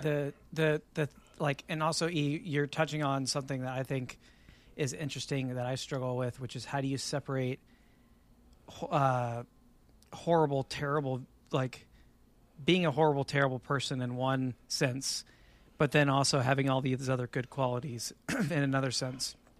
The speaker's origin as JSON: {"language": "English", "region": "Texas", "country": "United States", "said": "as a Texan"}